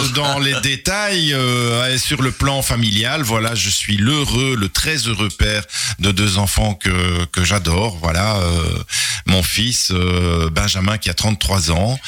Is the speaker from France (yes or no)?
no; Charleroi, Wallonia, Belgium; also born or lived in Brussels; je suis né en 1957 à Charleroi. J'ai fait mes études à l'Athénée, euh, de mes études secondaires à l'Athénée de Charleroi